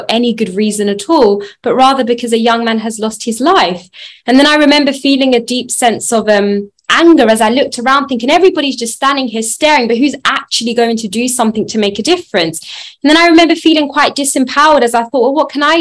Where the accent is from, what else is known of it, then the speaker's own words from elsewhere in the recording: London, United Kingdom; I grew up in Southeast London in Peckham